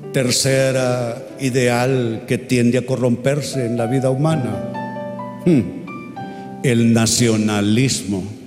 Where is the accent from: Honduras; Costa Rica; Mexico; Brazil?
Honduras; Tegucigalpa, Francisco Morazán; Yo soy de ascendencia catalana pero soy hondureño